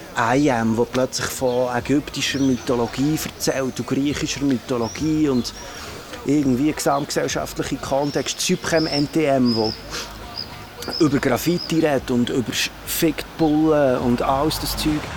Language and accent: German; Bern, Switzerland; bei uns in Bern